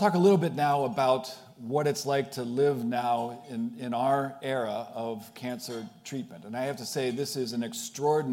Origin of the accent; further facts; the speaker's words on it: Pittsburgh, Pennsylvania, United States; moved away as an adult; also born or lived in Worcester, Massachusetts; now in Boston, United States; I am not from Boston. I grew up in Pittsburgh, Pennsylvania, the oldest of six children